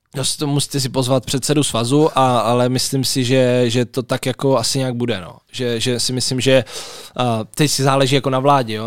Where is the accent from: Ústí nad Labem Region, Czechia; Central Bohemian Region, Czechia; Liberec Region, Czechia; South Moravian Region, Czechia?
South Moravian Region, Czechia; Brno; já jsem vlastně z Brna